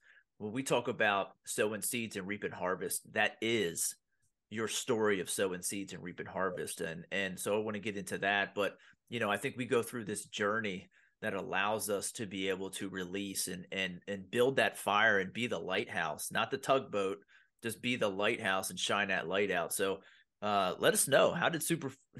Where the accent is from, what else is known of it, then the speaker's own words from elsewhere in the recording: Pennsylvania, United States; I grew up in blue collar Pennsylvania